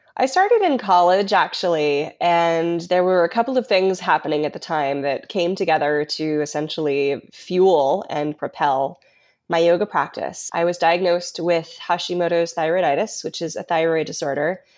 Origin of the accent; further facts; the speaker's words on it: Colorado, United States; I was raised in Colorado